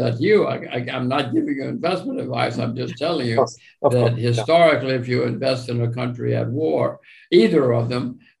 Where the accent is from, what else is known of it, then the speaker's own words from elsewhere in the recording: United States; I'm an American.